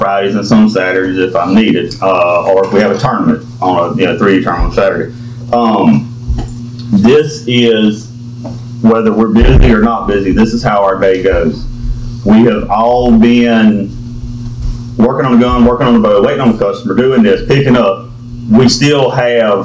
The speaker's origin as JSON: {"language": "English", "town": "Amite", "region": "Louisiana", "country": "United States", "tie": "born or raised there", "said": "I'm from Amite, Louisiana. Born and raised"}